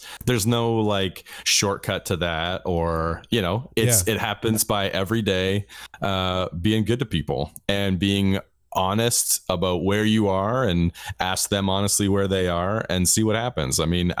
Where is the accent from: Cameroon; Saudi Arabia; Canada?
Canada; I'm Canadian.